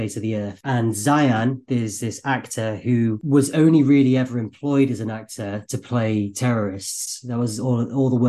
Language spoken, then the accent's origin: English; Manchester, North West England, United Kingdom; moved away as an adult; also born or lived in London; I'm from Manchester. There are theatres in Manchester, but we were on the suburbs